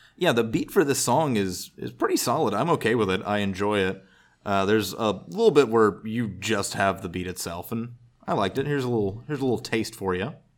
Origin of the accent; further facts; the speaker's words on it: the South, United States; I'm from the South